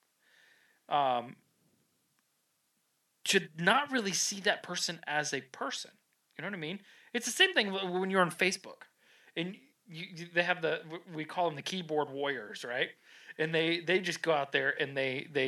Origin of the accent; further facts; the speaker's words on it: New England, United States; I'm from New England.